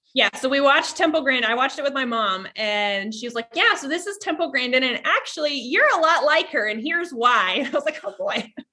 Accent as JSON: {"language": "English", "region": "Vermont", "country": "United States", "tie": "born or raised there", "said": "I was born in Ver, in Vermont"}